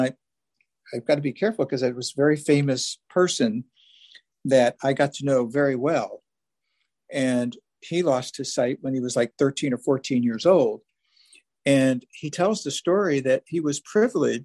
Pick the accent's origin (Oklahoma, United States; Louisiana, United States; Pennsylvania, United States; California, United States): Pennsylvania, United States; Philadelphia; now in Washington, D.C., United States; I grew up in South Philadelphia